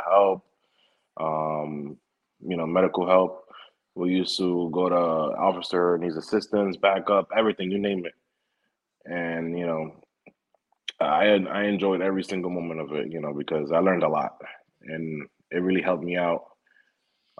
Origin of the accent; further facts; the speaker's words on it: New York City, New York, United States; born and raised in the Bronx.